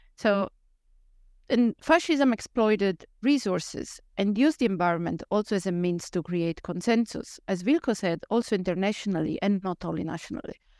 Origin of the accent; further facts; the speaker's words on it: central Italy, Italy; moved away as an adult; now in Netherlands; I grew up in, uh, central Italy